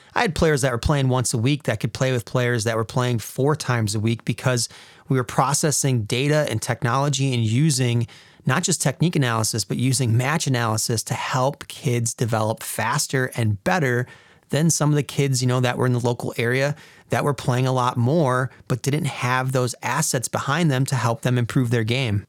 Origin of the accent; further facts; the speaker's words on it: Wisconsin, United States; I was getting homesick from Wisconsin